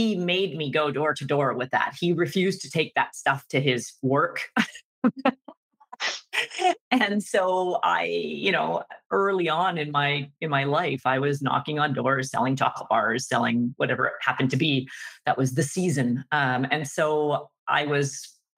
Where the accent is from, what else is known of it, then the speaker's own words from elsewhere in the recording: Vancouver, British Columbia, Canada; I grew up in Vancouver, BC